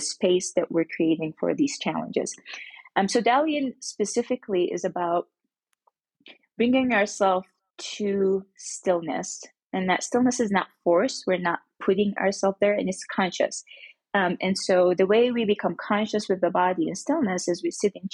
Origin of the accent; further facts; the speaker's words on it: Mecca, Makkah Province, Saudi Arabia; I grew up in Mecca, Saudi Arabia